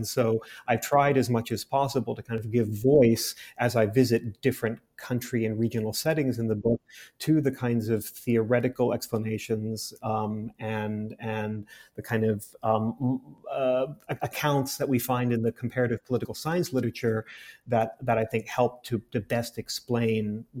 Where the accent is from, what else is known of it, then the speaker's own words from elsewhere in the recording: Saudi Arabia; I was born and raised in the Middle East, in Saudi Arabia, more specifically, where my family lived as expatriates for more than 50 years across three generations.